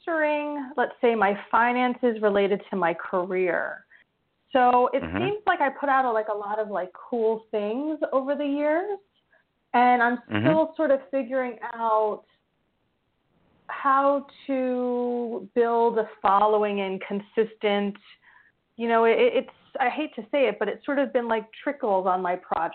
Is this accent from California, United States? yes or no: no; New York, United States; now in New Jersey, United States; New York, New York